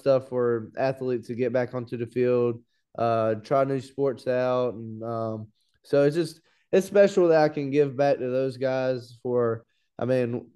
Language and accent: English; Laurinburg, North Carolina, United States; also born or lived in Columbia, South Carolina; I'm from a little place called Laurinburg, North Carolina